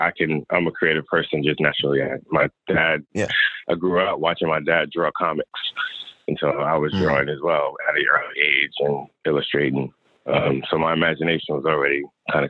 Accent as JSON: {"language": "English", "region": "New York", "country": "United States", "also_born_or_lived": "Atlanta", "moved": "as an adult", "said": "I'm actually from New York."}